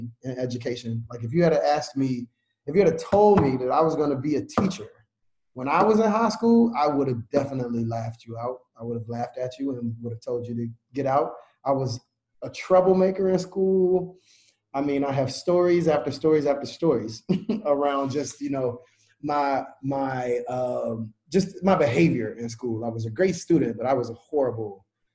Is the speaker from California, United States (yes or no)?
no; Chattanooga, Tennessee, United States; moved away as an adult; also born or lived in North Carolina; I was born and raised in Chattanooga, Tennessee.